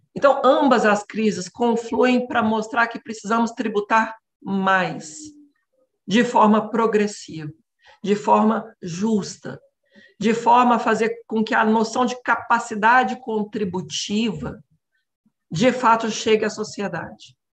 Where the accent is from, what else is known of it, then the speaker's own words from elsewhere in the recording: Minas Gerais, Brazil; moved away as an adult; now in São Paulo, Brazil; eu sou natural de Minas, né, estou em São Paulo há 10 anos